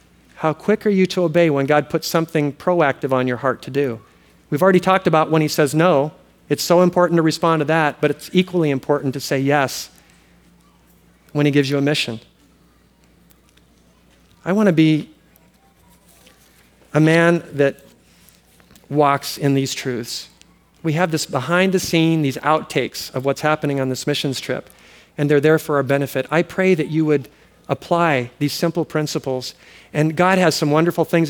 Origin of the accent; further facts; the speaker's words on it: Oahu, Hawaii, United States; moved away as an adult; also born or lived in US mainland; now in Kauai, United States; We grew up on Oahu